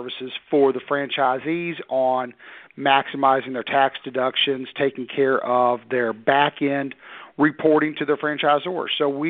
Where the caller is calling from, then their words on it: Knoxville, Tennessee, United States; Outside of Knoxville, Tennessee.